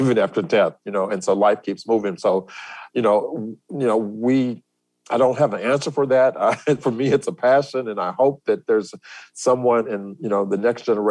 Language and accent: English; Oklahoma, United States; I'm a native of Oklahoma